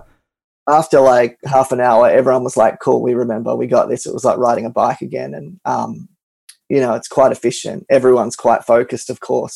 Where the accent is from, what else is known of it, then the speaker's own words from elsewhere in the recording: Melbourne, Victoria, Australia; my hometown of Melbourne